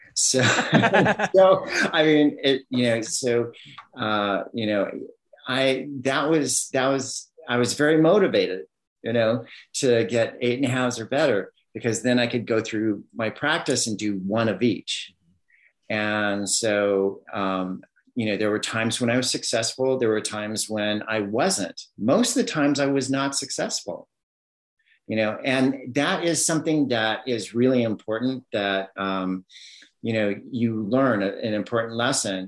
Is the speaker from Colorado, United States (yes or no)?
no; Southern California, United States; moved away as an adult; also born or lived in Miami; I grew up in Southern California